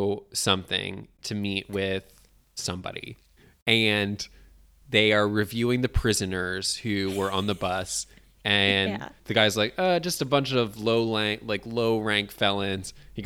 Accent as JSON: {"language": "English", "country": "United Kingdom", "said": "Yeah, basically. I'm British."}